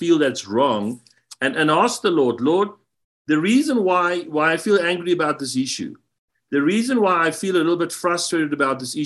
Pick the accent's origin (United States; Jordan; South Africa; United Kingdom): South Africa; I come from South Africa, and being in the U.S.